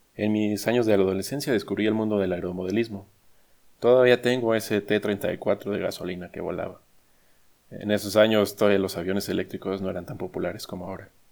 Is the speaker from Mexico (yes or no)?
yes; Mexico; moved away as an adult; also born or lived in United States; decidí regresar a mi México, Ahora trabajo en una empresa aeronáutica en mi ciudad natal